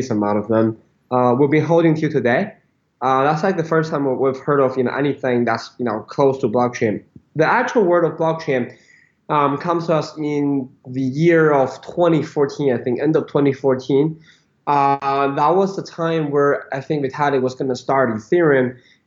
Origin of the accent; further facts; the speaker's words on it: Beijing, China; moved away as an adult; also born or lived in United States; I was born in Beijing, went to U.S. for college